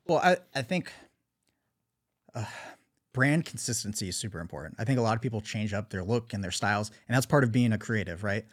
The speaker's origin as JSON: {"language": "English", "region": "Southern California", "country": "United States", "tie": "born or raised there", "said": "growing up in Southern California, skateboarding, surfing, snowboarding"}